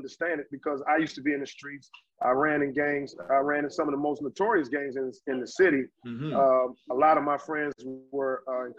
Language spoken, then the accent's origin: English; Washington, District of Columbia, United States; Home for me is Washington, D.C. I grew up in Southeast Washington, D.C. and also in Northeast Washington, D.C. We moved when I was in middle school.